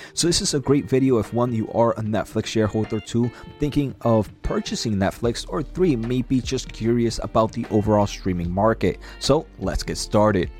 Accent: New Jersey, United States; New Jersey. Uh, so that's my home state

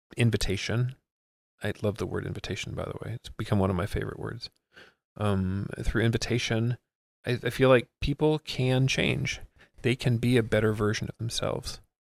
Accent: Miami, Florida, United States; first language English; I grew up in Miami

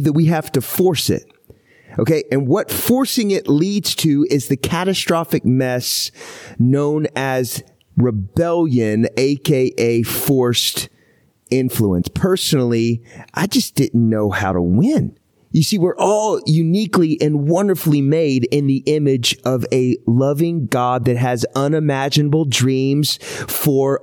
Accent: Houston, Texas, United States; moved away; also born or lived in Seattle, Washington; I was born in Houston

